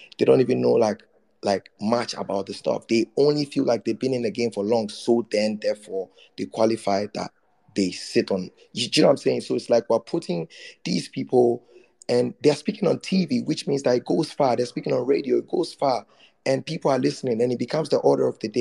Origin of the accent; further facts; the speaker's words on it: Ghana; I'm still Ghanaian